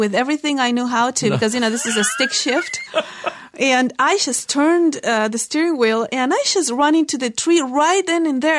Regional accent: Argentina; moved away; we're from Argentina.

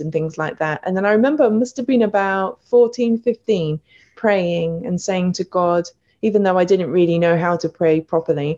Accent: Reading, South East England, United Kingdom; I grew up in, how do I put it, in Reading, Berkshire, in the UK, United Kingdom

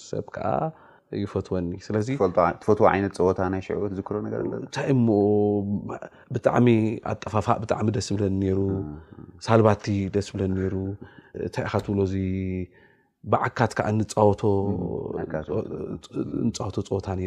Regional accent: Asmara, Maekel, Eritrea; ኣነን ምዕባይ ሓወይን ኣብ ስመራኢና ተወሊድና

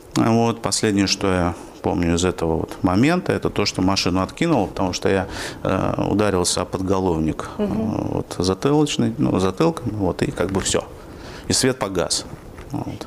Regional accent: Yaroslavl, Yaroslavl Oblast, Russia; moved away as an adult; now in Orenburg, Russia; Родился я на Волге, а в городе Ярославле, который недавно отмечал тысячелетие со, своего, со времени своего основания. Потом я 30 э, лет там жил

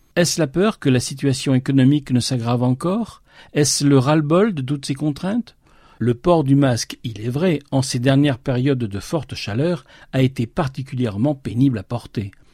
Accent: France; ici, chez nous, en France

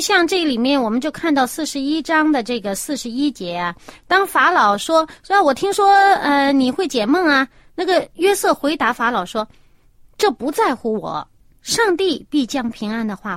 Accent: China; 我们中国人

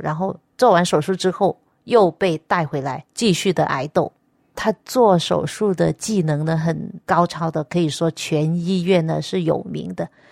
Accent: Nanning, Guangxi, China; moved away; also born or lived in Nanhai County, Guangdong; 我本身是一个广东人，原籍是广东的南海县，但是呢，我本身是在广西南宁出生

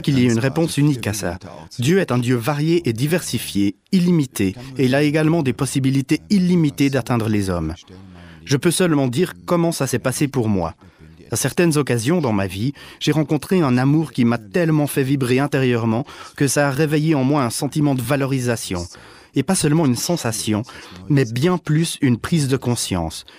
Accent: Germany; je suis allemand

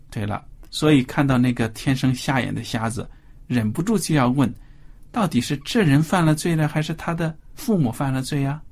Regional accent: China; 我们中国人

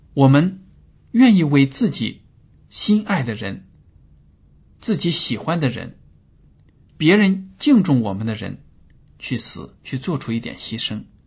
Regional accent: China; 我们中国人呢 对鲜血看得很重

